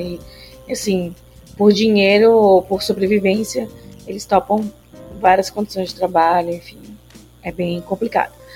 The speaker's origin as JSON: {"language": "Portuguese", "region": "Bahia", "country": "Brazil", "also_born_or_lived": "São Paulo", "moved": "yes", "said": "eu não nasci em Recife, sou baiana"}